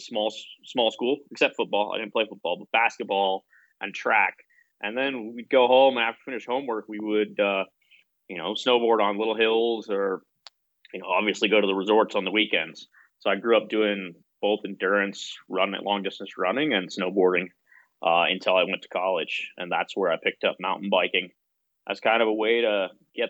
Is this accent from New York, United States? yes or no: no; Fairplay, Colorado, United States; moved away as an adult; also born or lived in Nepal; I grew up in Fairplay, Colorado